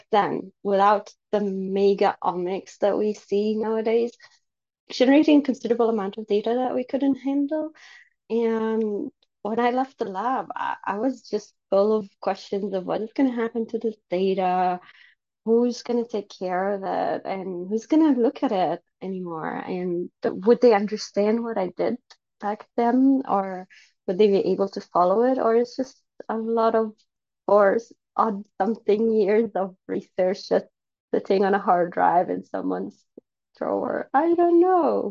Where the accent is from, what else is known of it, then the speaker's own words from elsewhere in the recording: Sweden; moved away as an adult; I come from an Egyptian background. I grew up in Sweden